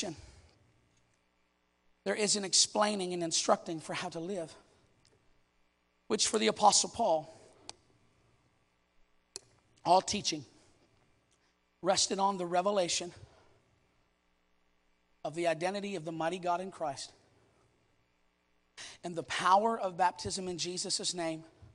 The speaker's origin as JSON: {"language": "English", "country": "Canada", "said": "I'm Canadian"}